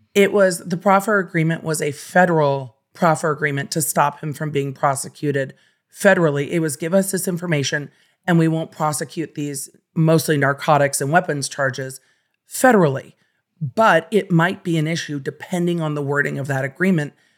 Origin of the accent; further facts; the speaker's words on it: Los Angeles, California, United States; growing up in Los Angeles